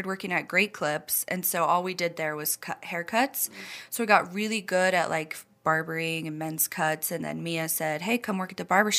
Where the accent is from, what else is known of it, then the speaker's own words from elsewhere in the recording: Rexburg, Idaho, United States; Yeah, we're both from Rexburg.